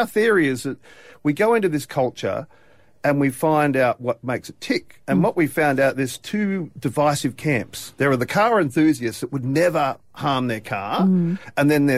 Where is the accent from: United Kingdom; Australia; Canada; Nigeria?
Australia; Newcastle, New South Wales; Growing up in Newcastle, Motordrome, Hill Climb, you know, Kooragang Island